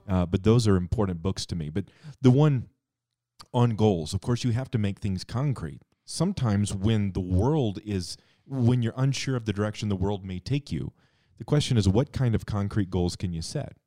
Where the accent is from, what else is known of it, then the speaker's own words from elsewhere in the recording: Cheyenne, Wyoming, United States; when I was a kid, I grew up here in Cheyenne.